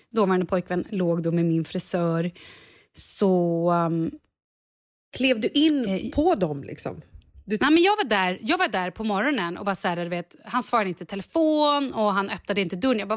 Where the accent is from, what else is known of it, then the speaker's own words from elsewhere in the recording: Vallentuna, Stockholm County, Sweden; jag är ju ändå från Vallentuna.